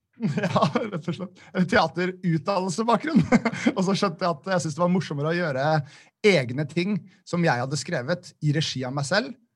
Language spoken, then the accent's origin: Norwegian; Nesodden, Akershus, Norway; moved away as an adult; also born or lived in Oslo / Volda; Jeg bodde i Oslo da, men jeg, jeg kommer egentlig fra Nesodden